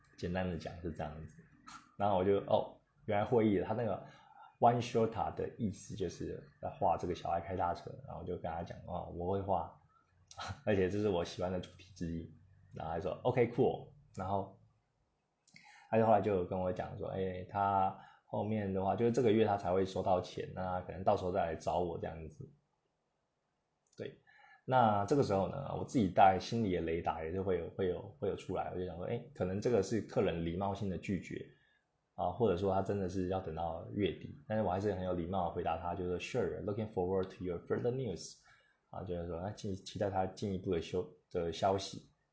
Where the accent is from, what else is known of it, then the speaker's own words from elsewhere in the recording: Taiwan; 我们台湾人